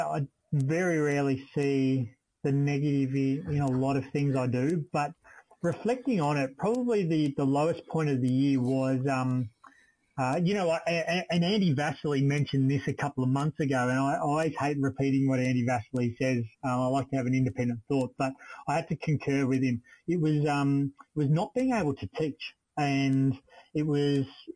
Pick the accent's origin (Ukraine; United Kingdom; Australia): Australia; being Australian